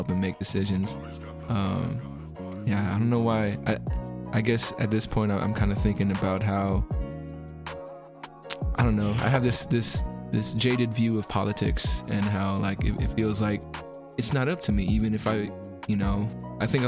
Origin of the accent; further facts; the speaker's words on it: the Bay Area, California, United States; growing up in the Bay